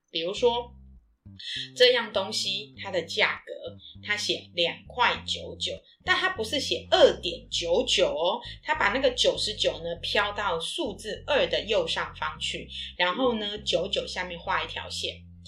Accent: Taiwan; 我们来自于台湾

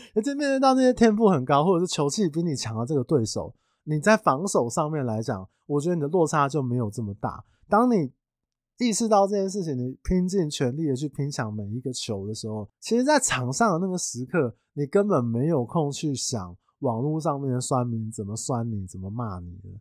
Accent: Taiwan; 我们台湾人

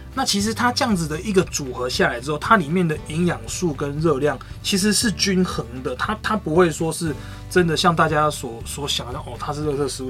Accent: Minxiong, Chiayi County, Taiwan; also born or lived in Australia; 我们这些的家乡，就是，就是明雄，因为我们就是住在明雄

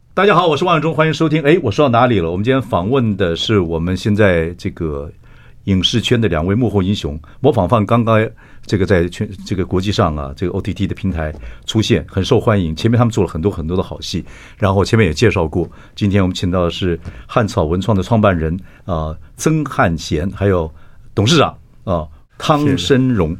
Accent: Chiayi, Taiwan; 我是嘉义，我们都是南部小孩子

